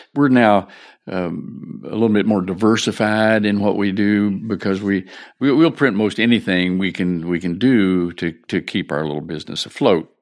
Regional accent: Shenandoah Valley, Virginia, United States; moved away as an adult; this is my hometown. And, uh, when, when I was born here

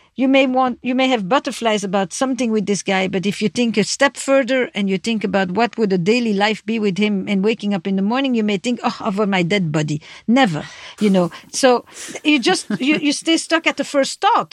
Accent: Belgium; I'm from Belgium

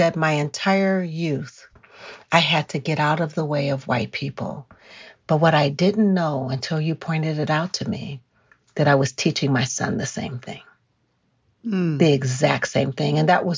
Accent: California, United States; But here we are again in Colorado. He takes my son sledding. And I'm from California, so I'd rather not go.

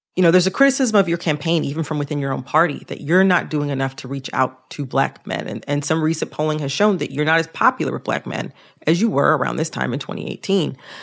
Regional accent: the North, United States; I'm from the North

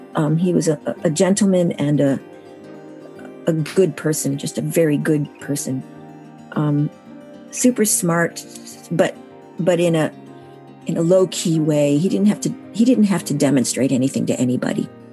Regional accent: Syracuse, New York, United States; now in Massachusetts, United States; I was born in Syracuse, New York, and um, now live in Massachusetts.

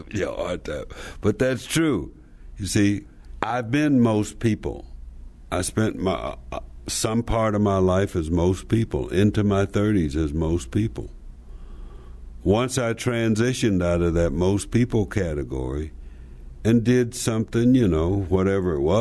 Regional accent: Slab Fork, West Virginia, United States; I'm from Slab Fork, West Virginia

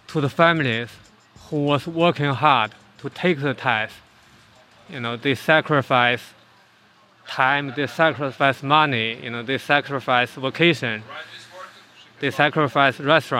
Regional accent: China; moved away as an adult; now in Forest Hills, United States; So I was born in China in 1970 in a very small village near Beijing

